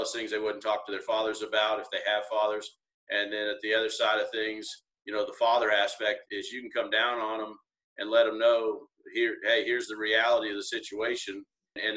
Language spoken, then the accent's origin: English; Wichita, Kansas, United States; I was born and raised in Wichita, Kansas